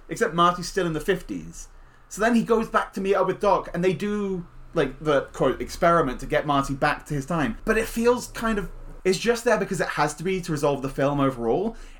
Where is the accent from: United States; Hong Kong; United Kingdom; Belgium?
United Kingdom; England; And, you know, I'm from England. Nobody has guns here.